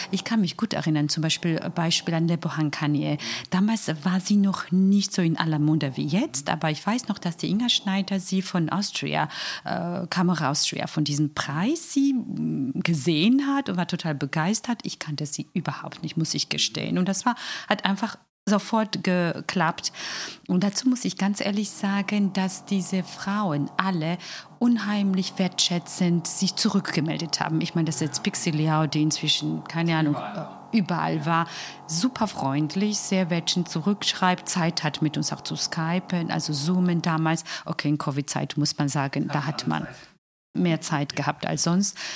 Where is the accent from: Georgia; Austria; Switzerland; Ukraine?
Georgia; German is a second language; now in Germany; als Georgier sind gerne dramatisch, ein Herr hat, um seinen Protest auszudrücken, sich Augen zugenäht. Also ich meine, so extreme, wir sind dramatisch.